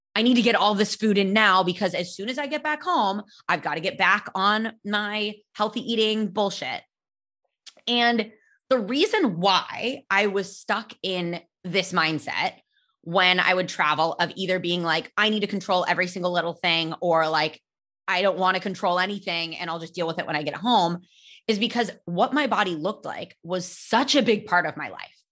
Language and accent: English; California, United States; I grew up in California